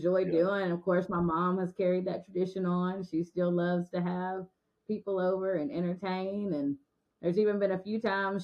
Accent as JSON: {"language": "English", "town": "Guthrie", "region": "Oklahoma", "country": "United States", "tie": "born or raised there", "moved": "as an adult", "lives_now": "Russellville, United States", "said": "my hometown"}